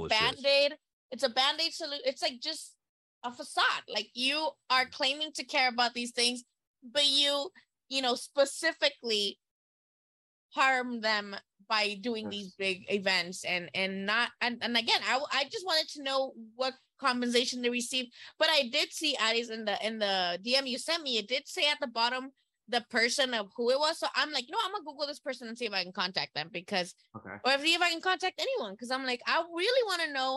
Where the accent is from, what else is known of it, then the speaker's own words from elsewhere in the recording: Nayarit, Mexico; my home state.